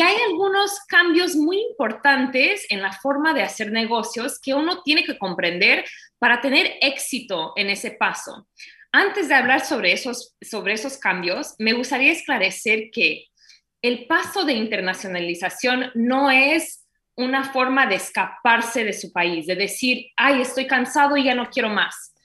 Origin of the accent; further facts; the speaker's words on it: United States; Spanish is a second language; also born or lived in Brazil; now in Miami, United States; Yo fui criada en los Estados Unidos